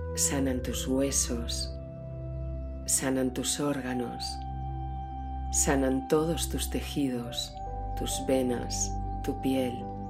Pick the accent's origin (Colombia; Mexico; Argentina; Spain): Spain; Valencian Community; en mi tierra, en mis tierras valencianas, en el interior de Valencia